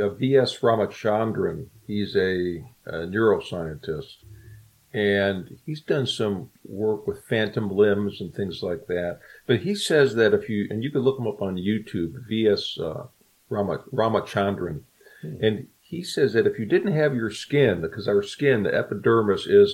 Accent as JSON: {"language": "English", "town": "Chicago", "region": "Illinois", "country": "United States", "said": "I'm from Chicago originally"}